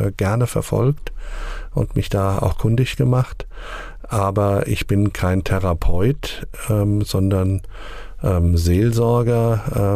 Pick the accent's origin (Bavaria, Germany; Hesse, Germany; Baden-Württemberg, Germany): Hesse, Germany; near Hanau, Southern; moved away as an adult; also born or lived in Sontra / Bebra; now in Asmushausen, Germany; Ich bin in Südhessen geboren, in der Nähe von Hanau